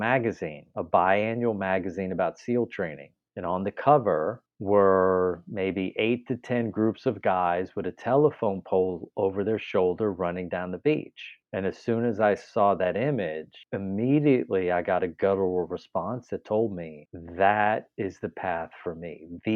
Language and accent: English; Pennsylvania, United States; I am from Pennsylvania, born and raised there.